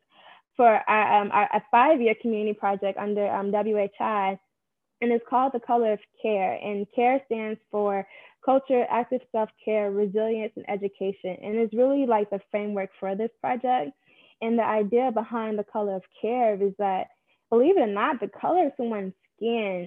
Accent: Chicago, Illinois, United States; I'm also born and raised in Chicago on the South Side too.

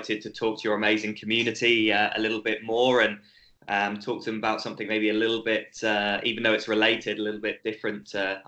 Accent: United Kingdom; accent: British; moved away as an adult; now in Australia; my accent's British, even though I've lived in Australia for almost 10 years now

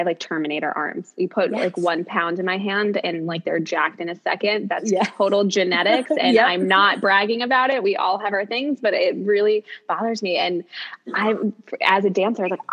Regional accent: New York City, New York, United States; as a New Yorker

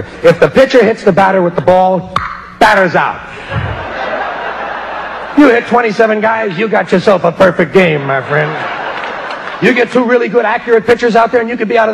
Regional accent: United States; I'm an American

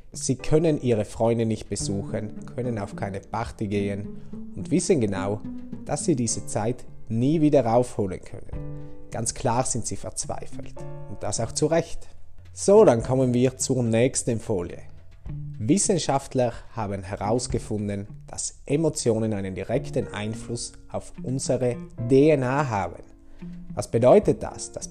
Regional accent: St. Lorenzen, Trentino-Alto Adige, Italy; also born or lived in Brixen; now in Bruneck, Italy; Ich bin am 21.01.92 in Brixen geboren. Aufgewachsen bin ich in St. Lorenzen. Momentan wohne ich in Bruneck

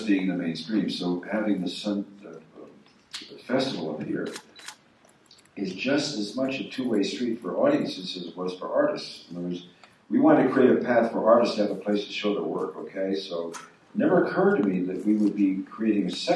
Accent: Los Angeles, California, United States; when I was a kid growing up in Los Angeles, we were in a lower working class neighborhood

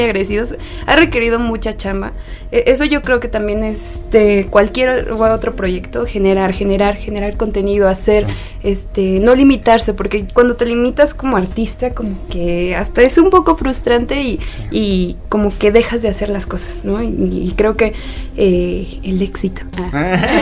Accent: Guadalajara, Jalisco, Mexico; moved away; en Guadalajara, en mi tierra querida, Tapatía tierra de las tortas ahogadas

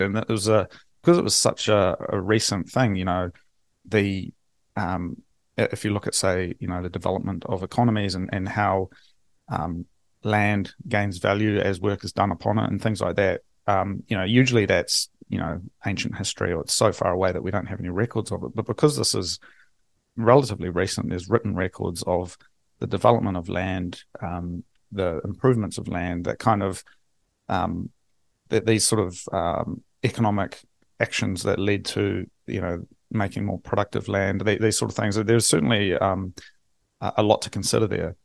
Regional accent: Hastings, Hawke's Bay, New Zealand; moved away; I'm from Hastings originally

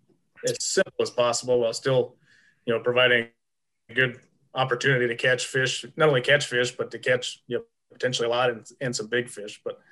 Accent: Mississippi, United States; Where in a lot of the southern states, I came from Mississippi. It was Department of Wildlife, Fisheries, and Parks.

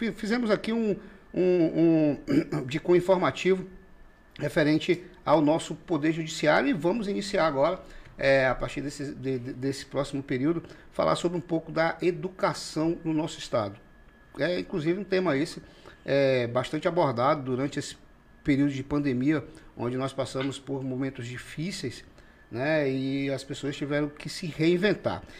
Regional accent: Rio Branco, Acre, Brazil; born or raised there

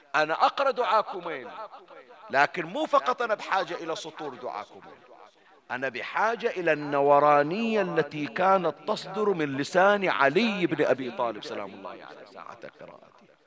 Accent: Bahrain; عندنا في البحرين

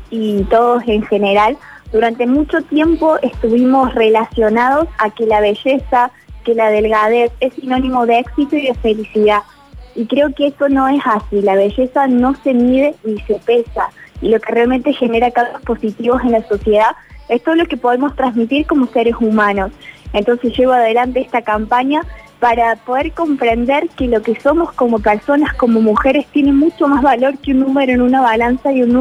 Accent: Argentina; Y creo que en eso cambia, que yo ya no, no soy … su individualidad, sino que soy … Argentina y somos los 45 millones soñando con la misma banda y con la misma corona.

